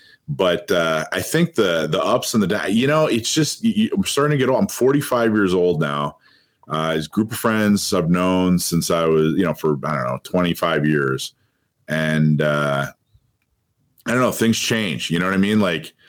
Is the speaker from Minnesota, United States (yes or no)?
no; Florida, United States; also born or lived in Hawaii; I grew up in Florida and Hawaii.